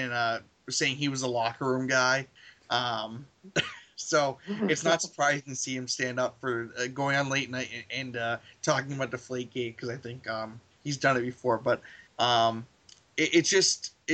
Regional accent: New England, United States; I'm from New England. I live like 10, 15 minutes away from Gillette Stadium

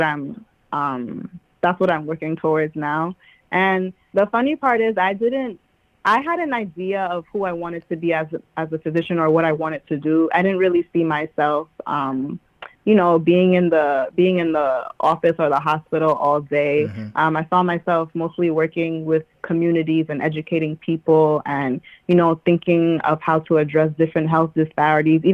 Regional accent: New York City, New York, United States; I was born and raised in Queens, New York

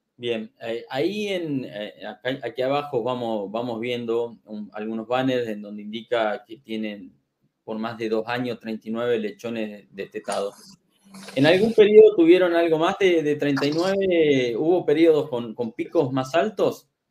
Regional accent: Argentina; en mi país, aquí en Argentina

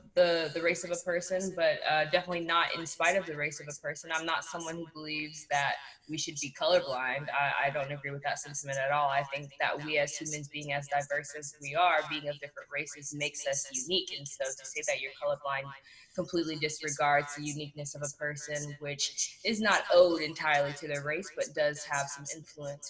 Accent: Houston, Texas, United States; also born or lived in the suburbs; I grew up in the Southwest in A-Leaf until I was about 12 or 13 before I moved to the Burbs.

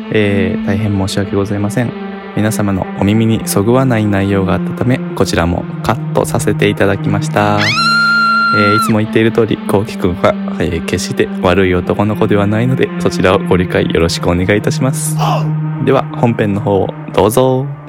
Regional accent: Kochi, Japan; 私、高知県人だから

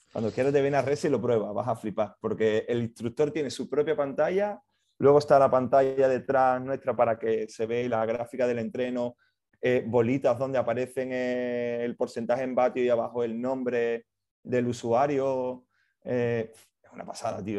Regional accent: Seville, Andalusia, Spain; moved away; soy de Sevilla, yo empecé en Sevilla trabajando

